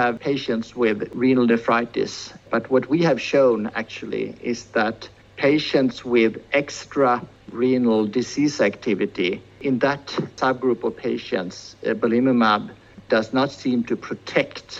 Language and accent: English; Sweden; we in Sweden